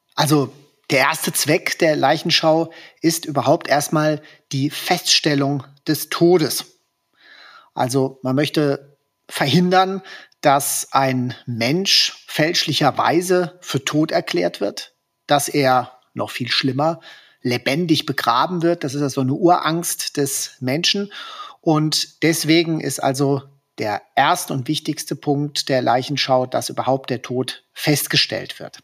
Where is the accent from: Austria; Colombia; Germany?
Germany; Hesse; In Hessen, wo ich herkomme und wo ich praktiziere